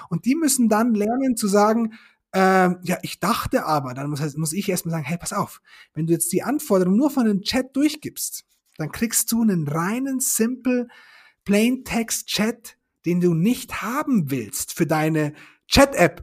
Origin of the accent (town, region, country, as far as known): Germany